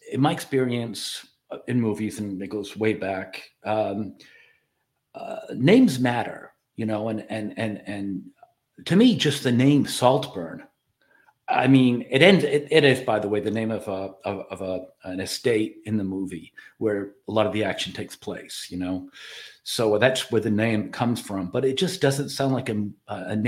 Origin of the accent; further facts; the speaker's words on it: Ireland; I'm Irish